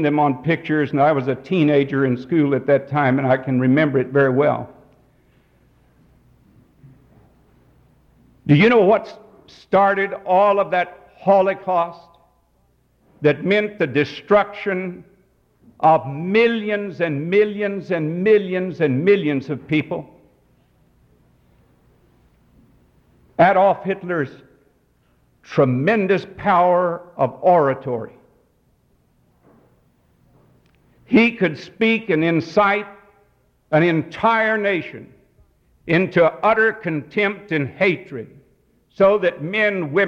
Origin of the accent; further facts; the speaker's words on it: Texas, United States; I grew up out in Texas